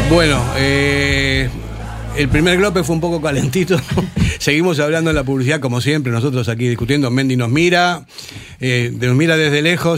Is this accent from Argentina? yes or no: yes; Argentina; also born or lived in Basque Country; now in Spain; Yo llevo 44 años aquí, soy argentino, a mucha onda honra, pero me siento vasco